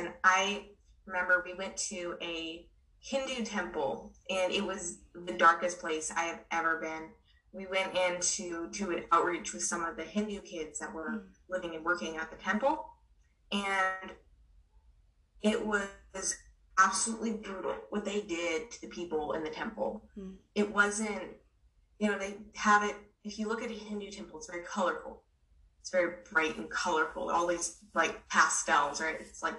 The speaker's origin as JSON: {"language": "English", "country": "Myanmar", "tie": "born or raised there", "said": "I grew up in Burma, and it's a Buddhist country."}